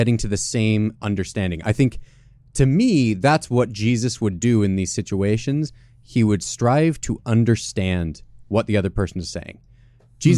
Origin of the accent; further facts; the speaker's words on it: Canada; Being Canadian